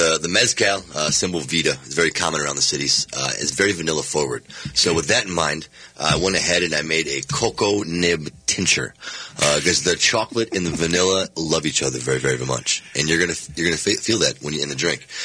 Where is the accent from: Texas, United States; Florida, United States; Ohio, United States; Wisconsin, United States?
Wisconsin, United States; I am from Wisconsin